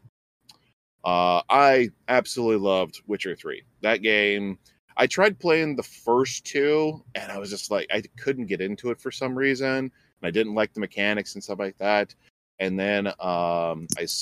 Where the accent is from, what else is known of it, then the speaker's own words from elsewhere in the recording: Alaska, United States; I'm from Alaska